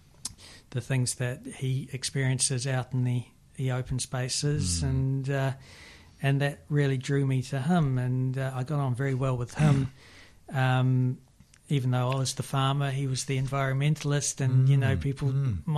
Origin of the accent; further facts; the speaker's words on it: Manawatū-Whanganui, New Zealand; I'm from the Manawatu